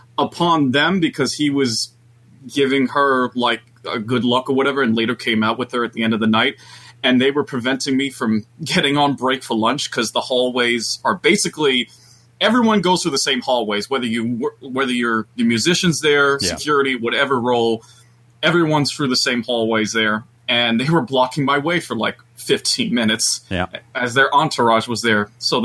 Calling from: Long Island, New York, United States; calling in from Long Island.

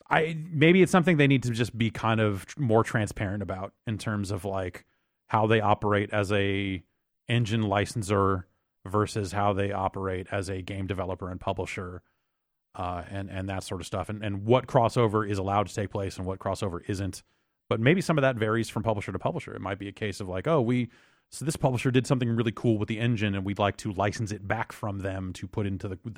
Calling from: Palatine, Illinois, United States; from around Chicago ish, I guess.

